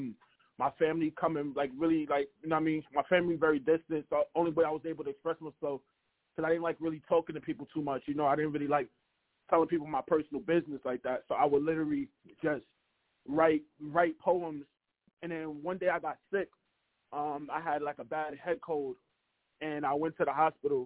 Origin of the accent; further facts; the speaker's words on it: New York City, New York, United States; also born or lived in Harlem, New York; Harlem, New York, but I'm originally from Canarsie